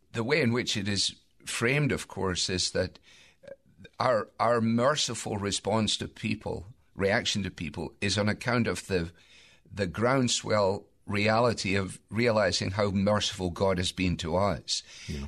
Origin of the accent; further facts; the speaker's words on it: Scotland, United Kingdom; I say that as a Scot